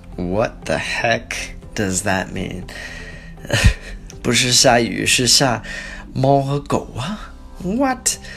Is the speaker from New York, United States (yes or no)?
no; Portland, Oregon, United States; moved away as an adult; now in Dalian, China; I'm from Portland, Oregon